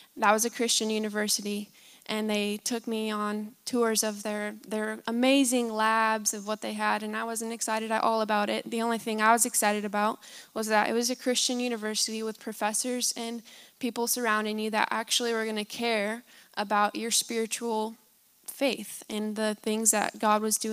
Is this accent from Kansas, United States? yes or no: yes; Kansas, United States; moved away; I grew up in Kansas originally, and my parents are actually here today, so they're the ones who raised me